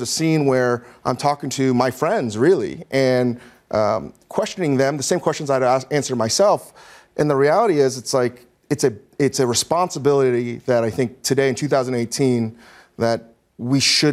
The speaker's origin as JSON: {"language": "English", "region": "Northern Virginia", "country": "United States", "tie": "born or raised there", "said": "growing up in Northern Virginia"}